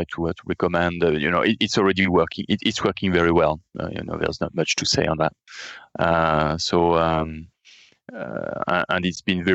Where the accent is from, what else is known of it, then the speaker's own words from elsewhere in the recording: France; accent: French; English is a second language; as you understood from my accent, and I mentioned it, we are based in France